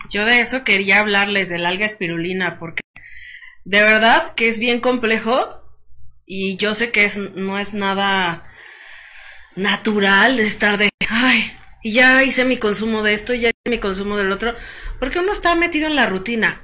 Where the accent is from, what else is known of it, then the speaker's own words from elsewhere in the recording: Mexico; Como los mexicanos que a todo le echamos limón